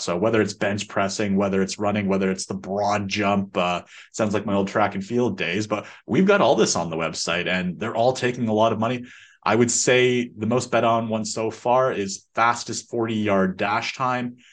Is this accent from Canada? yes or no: yes; Canada; growing up in Canada playing ice hockey